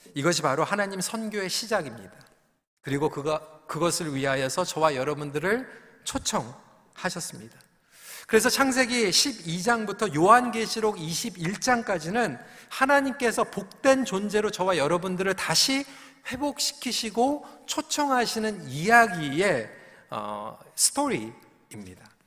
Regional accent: South Korea; now in Canada; 한국에서는 혼자서 주일학교 갔던 경험이 있는데 어, 캐나다로 저희 가족이 어, 이민을 와서

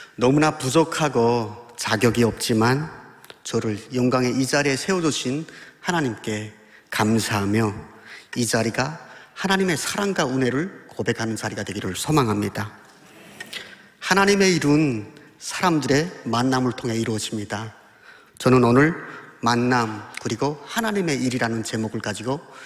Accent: Pyongyang, North Korea; moved away as an adult; now in Daejeon, South Korea; 저는 북한에서 태어나 29년을 살다가 8년 전 대한민국에 온 탈북민 신학생

